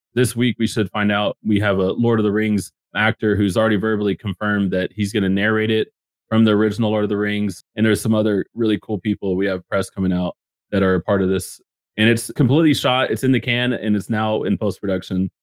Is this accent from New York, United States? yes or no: no; Dallas-Fort Worth area, Texas, United States; I grew up in the Dallas, Fort Worth area